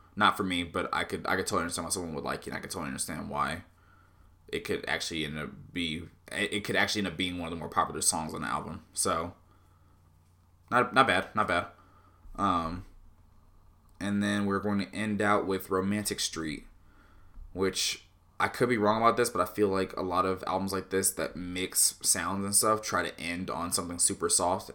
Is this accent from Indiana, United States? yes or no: no; Southern California, United States; moved away; I was born in Southern California